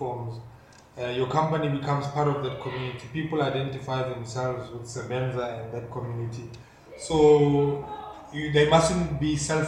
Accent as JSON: {"language": "English", "town": "Welkom", "region": "Free State", "country": "South Africa", "tie": "born or raised there", "said": "Growing up in Welkom, I enjoyed it so much"}